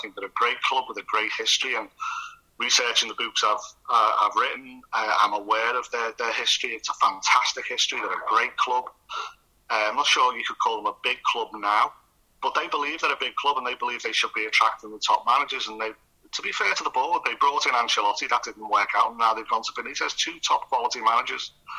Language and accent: English; Liverpool, North West England, United Kingdom; I grew up in the Norris Green area of Liverpool, which, interestingly, Howard Gale lived in Norris Green. But this was an overwhelmingly white neighbourhood, a white housing estate.